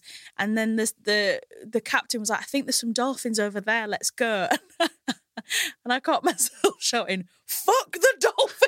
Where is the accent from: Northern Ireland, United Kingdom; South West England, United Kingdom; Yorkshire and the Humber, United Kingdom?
Yorkshire and the Humber, United Kingdom; Hull; now in London, United Kingdom